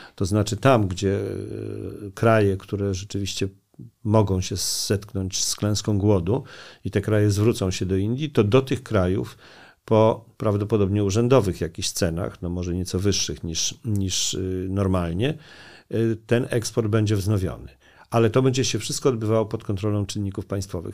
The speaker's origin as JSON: {"language": "Polish", "country": "Poland", "also_born_or_lived": "India", "said": "my jesteśmy z Polski"}